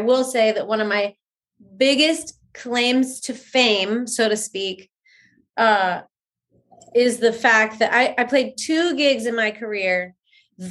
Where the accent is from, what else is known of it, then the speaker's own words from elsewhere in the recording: Anaheim, California, United States; I was born and raised in Anaheim